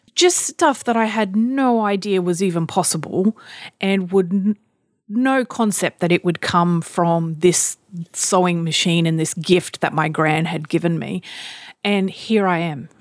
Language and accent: English; Australia; I'm Australian